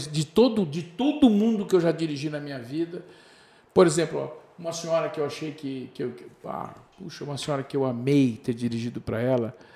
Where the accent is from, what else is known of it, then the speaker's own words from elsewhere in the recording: Brazil; Olha como é que nós somos brasileiros, é louco, né? Tô aqui do outro lado do mundo